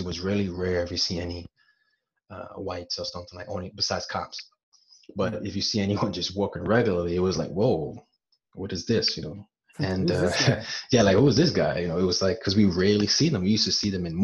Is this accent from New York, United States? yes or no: yes; New York City, New York, United States; I was born and raised in East New York, Brooklyn